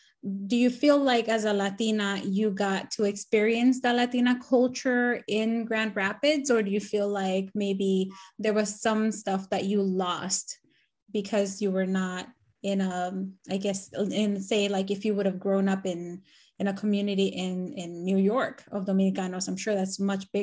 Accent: Nicaragua; now in United States; Because I'm from Nicaragua, so, and I like the heat, so I'm like, why? And now I'm living in the cold, and I'm in Maryland now.

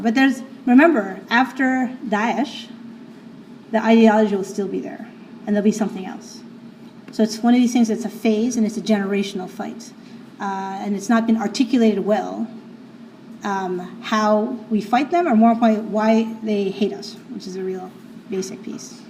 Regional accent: New York City, New York, United States; I'm from New York City

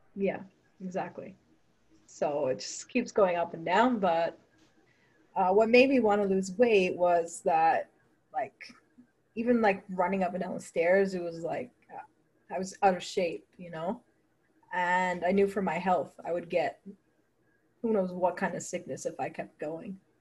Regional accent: Toronto, Ontario, Canada; I'm from Toronto, Canada

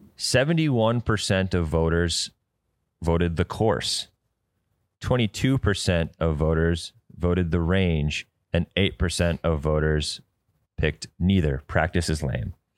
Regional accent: Detroit Lakes, Minnesota, United States; It is literally in my hometown

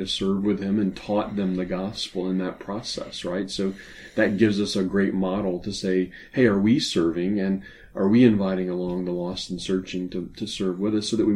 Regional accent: New Orleans, Louisiana, United States; I grew up in New Orleans, which Hollywood tells us is a French city

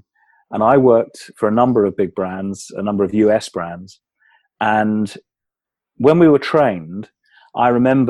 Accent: Kent, South East England, United Kingdom; I grew up in England, in the county of Kent, which is just south of London. And I still live in Kent now

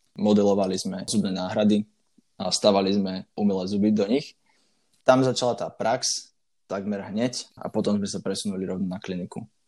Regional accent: Banská Bystrica, Banská Bystrica Region, Slovakia; also born or lived in Bratislava; som z Banskej Bystrice, a dookola tu máme dostatočne veľa kopcov

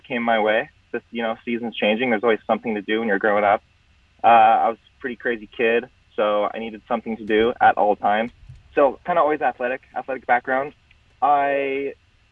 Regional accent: San Diego, California, United States; moved away as an adult; also born or lived in San Francisco / Portland; getting back down to San Diego where I grew up

